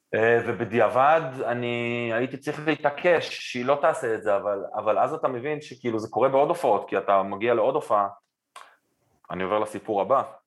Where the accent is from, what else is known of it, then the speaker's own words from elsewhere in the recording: Israel; אנחנו ישראלים עדיין בסוף היום